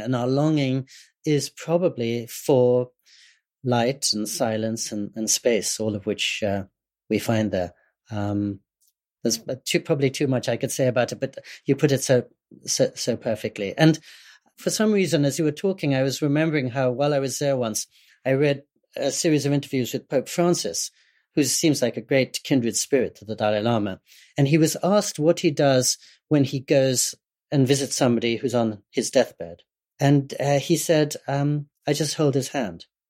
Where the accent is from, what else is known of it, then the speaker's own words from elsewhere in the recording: England, United Kingdom; I was growing up in England